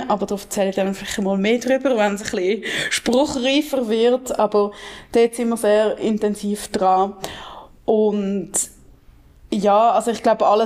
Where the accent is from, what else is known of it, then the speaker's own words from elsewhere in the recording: Basel, Basel-Stadt, Switzerland; ich als Baslerin freue mich natürlich besonders fest, ähm, dass das jetzt so ist